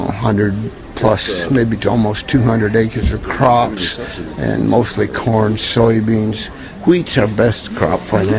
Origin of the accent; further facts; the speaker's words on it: Warren County, Pennsylvania, United States; also born or lived in Mercer County, Pennsylvania; I was born and raised in Warren County. and was in 4-H and showed dairy cattle and steer